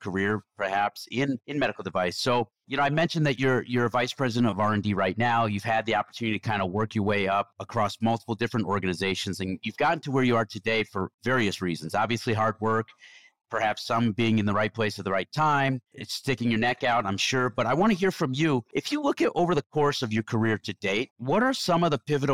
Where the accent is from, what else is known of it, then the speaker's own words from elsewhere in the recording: Chicago, Illinois, United States; also born or lived in Wisconsin; now in Denver, United States; I grew up in Chicago